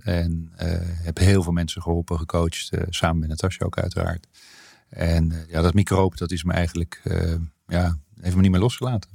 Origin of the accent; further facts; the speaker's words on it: Hilversum, North Holland, Netherlands; also born or lived in Soest / Bilthoven; ik ben opgegroeid voor mijn grootste deel van mijn jeugd zeg maar, in Hilversum